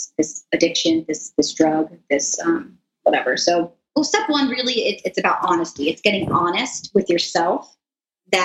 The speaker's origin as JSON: {"language": "English", "region": "South Florida", "country": "United States", "tie": "born or raised there", "said": "I grew up here in South Florida"}